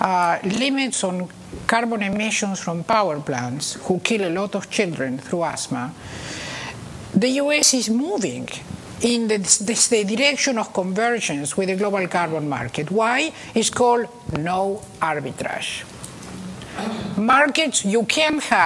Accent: Argentina; now in United States; I was born in Argentina, and I did my educational system here

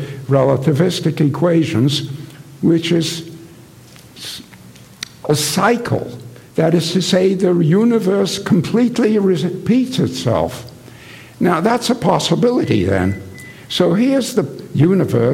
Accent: England, United Kingdom; when I was young, I was growing up in England

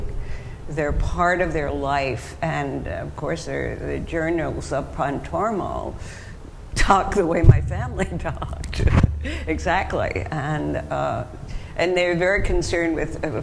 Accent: Montreal, Quebec, Canada; moved away; I didn't grow up in America. I grew up in Quebec, in Montreal

